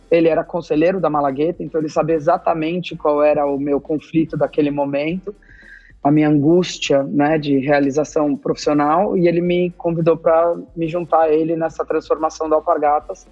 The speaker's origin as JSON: {"language": "Portuguese", "region": "São Paulo", "country": "Brazil", "tie": "born or raised there", "moved": "as an adult", "said": "Eu sou de São Paulo, eu estudei a minha vida inteira em São Paulo, é, escola e faculdade"}